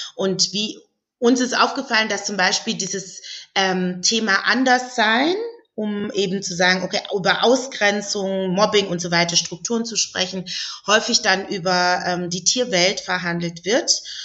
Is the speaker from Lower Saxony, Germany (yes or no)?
no; Stuttgart, Baden-Württemberg, Germany; Ich komme ja aus Stuttgart